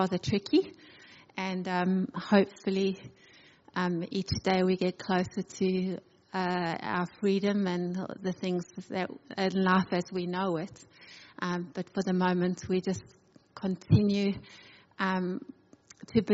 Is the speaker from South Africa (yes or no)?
yes; South Africa; moved away as an adult; now in Adelaide, Australia; I'm originally from South Africa with my family. I came on a one-way ticket.